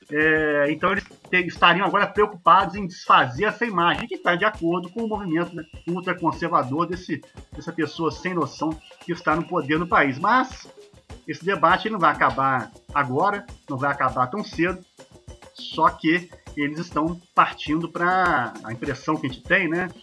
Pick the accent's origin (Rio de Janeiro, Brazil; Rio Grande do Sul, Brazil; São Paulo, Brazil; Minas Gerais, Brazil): Minas Gerais, Brazil; eu, como bom mineiro, né, eu gosto muito de praia.